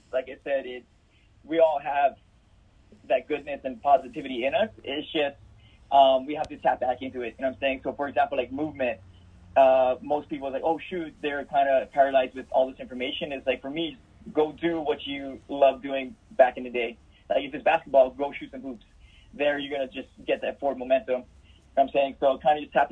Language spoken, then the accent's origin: English; Maui, Hawaii, United States; moved away as an adult; now in mainland United States; being born and raised in Hawaii, you know, Maui